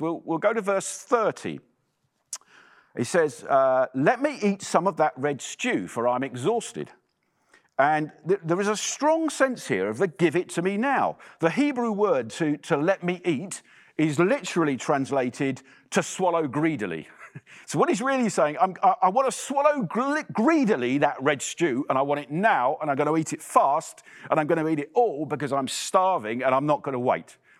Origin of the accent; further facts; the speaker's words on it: England, United Kingdom; accent: English; moved away as an adult; now in Ottawa, Canada; you'll tell from my accent that I'm English